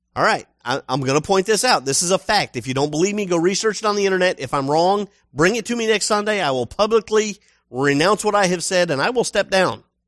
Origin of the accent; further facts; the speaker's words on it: United States; I'm American